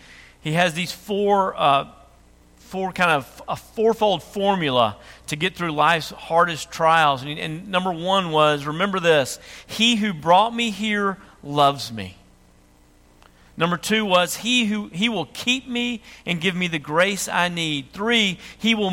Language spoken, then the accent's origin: English; United States; accent: redneck